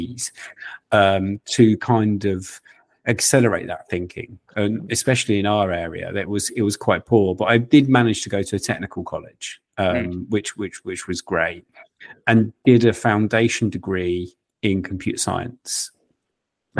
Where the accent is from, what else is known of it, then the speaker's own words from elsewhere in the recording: United Kingdom; Us Brits